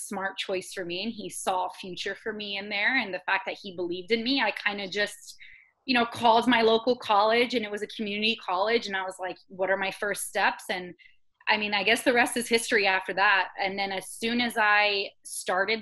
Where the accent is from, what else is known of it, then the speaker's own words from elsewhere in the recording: Florida, United States; I actually grew up in Florida, so I'm a born and raised Floridian local girl